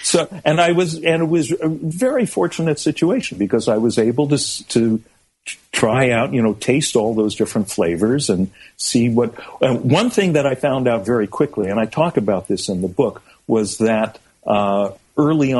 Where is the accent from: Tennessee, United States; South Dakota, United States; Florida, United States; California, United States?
California, United States; I was growing up in California in the mid-60s